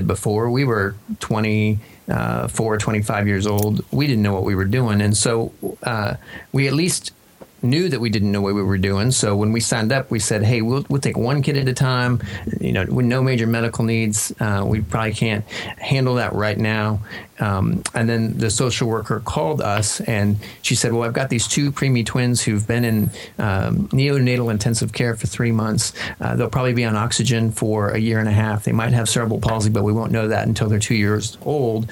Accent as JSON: {"language": "English", "region": "Kansas", "country": "United States", "tie": "born or raised there", "also_born_or_lived": "Denver", "moved": "as an adult", "said": "We grew up in Kansas."}